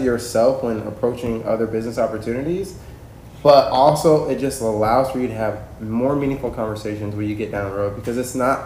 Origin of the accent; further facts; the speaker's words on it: Kansas, United States; moved away; I grew up in Kansas